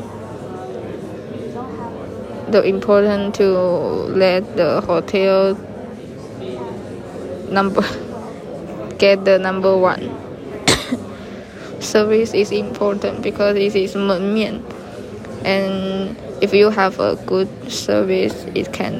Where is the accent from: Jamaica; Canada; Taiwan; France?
Taiwan; Taipei; My hometown in Taipei